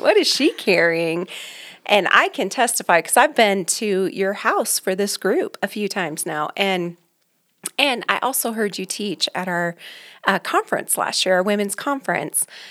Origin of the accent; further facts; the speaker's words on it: Aurora, Colorado, United States; born and raised here in Colorado. I grew up in Aurora, North Aurora